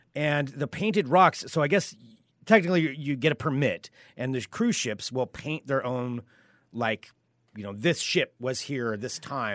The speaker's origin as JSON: {"language": "English", "town": "Portland", "region": "Oregon", "country": "United States", "said": "most of us from Portland"}